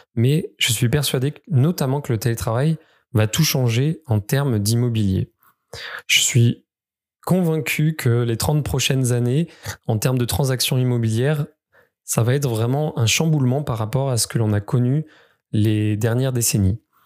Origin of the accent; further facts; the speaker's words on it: Creuse, Nouvelle-Aquitaine, France; je suis originaire du département de la Creuse